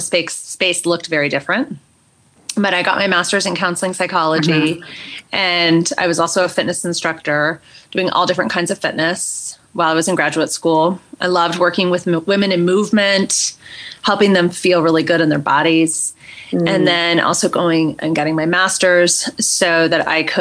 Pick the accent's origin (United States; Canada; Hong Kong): United States; California; moved away as an adult; now in Boulder, United States; I was born and raised in California. I was there for 40 years